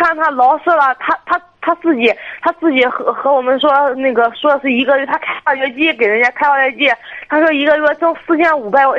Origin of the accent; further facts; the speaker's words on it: Liaocheng, Shandong, China; 我是山东聊城的。